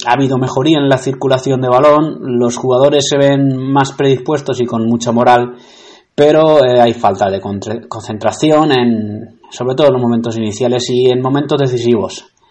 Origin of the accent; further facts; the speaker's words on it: Albacete, Castilla-La Mancha, Spain; mi ciudad, Albacete